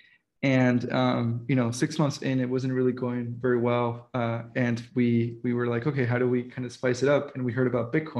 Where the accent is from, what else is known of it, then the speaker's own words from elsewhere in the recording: Dominican Republic; moved away; I was raised in the Dominican Republic